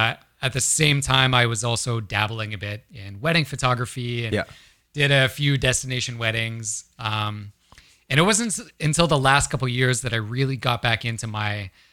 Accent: Ontario, Canada; now in Vancouver, Canada; So I grew up in Ontario

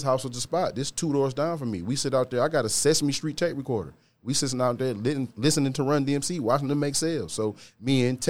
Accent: Detroit, Michigan, United States; I'm from Detroit, Michigan. I grew up in 48204, Beachwood area.

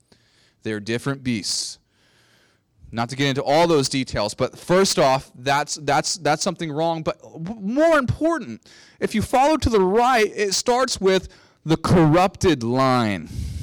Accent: Texas, United States; I am from Texas

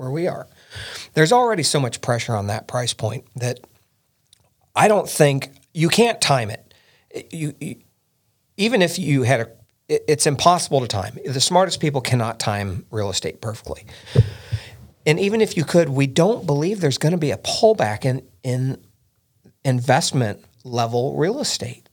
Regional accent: Indiana, United States; We're both from Indiana, born and bred

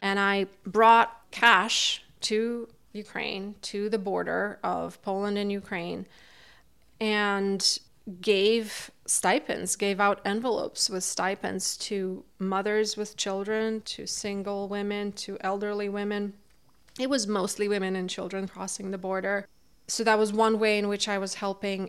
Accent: Kazakhstan; also born or lived in Almaty, Kazakhstan; now in Montague, United States; Originally, I am from Kazakhstan. That's where I was born and raised

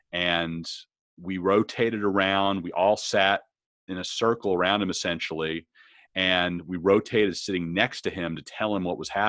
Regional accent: Arlington, Texas, United States; And, you know, it's in my hometown where I grew up, yeah. Arlington.

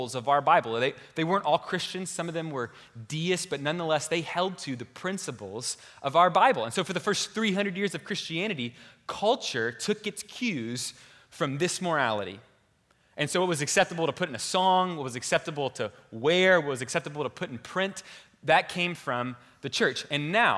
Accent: Houston, Texas, United States; moved away as an adult; now in Boston, United States; I'm from Houston, Texas, and I consider myself a true Texan

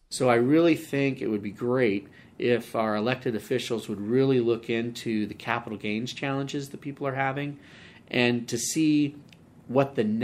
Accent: Redwood City, California, United States; Uh, Redwood City. So Redwood born City.

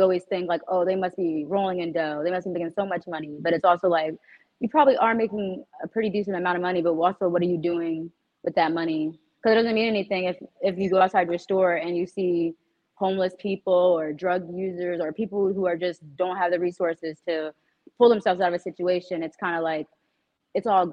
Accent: Hamilton, New Jersey, United States; I'm actually from Hamilton

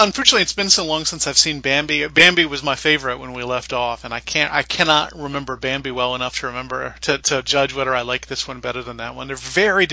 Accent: the South, United States; I'm from the South

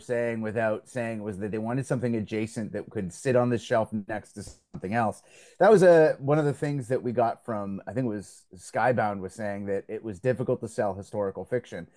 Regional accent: Belgium; now in Canada; I grew up in Belgium

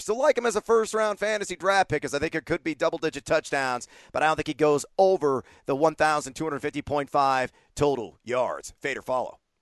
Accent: Southern Texas, United States; I grew up in Southern Texas

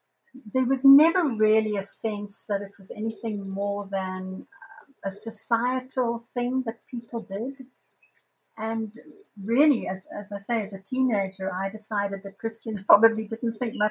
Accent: Zambia; now in Johannesburg, South Africa; I live in South Africa, in Johannesburg, although I was born in Zambia, but I've lived here most of my adult life.

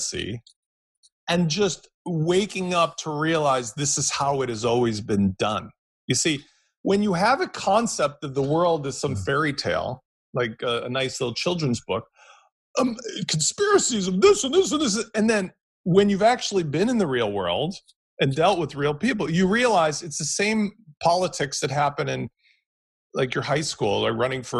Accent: United States; I'm American

